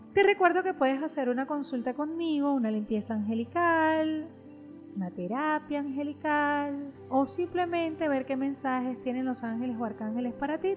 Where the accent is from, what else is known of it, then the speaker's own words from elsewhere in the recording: Venezuela; como decimos en Venezuela